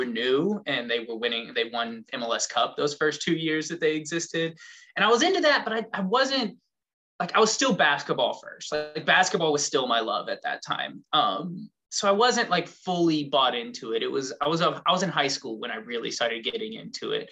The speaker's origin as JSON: {"language": "English", "town": "Lake Jackson", "region": "Texas", "country": "United States", "tie": "born or raised there", "said": "I'm from Texas, South Texas, just south of Houston, born and raised, Texas boy my whole life"}